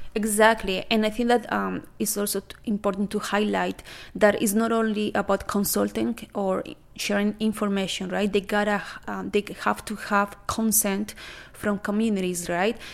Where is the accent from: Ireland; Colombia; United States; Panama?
Colombia; now in Canada; I am originally from Colombia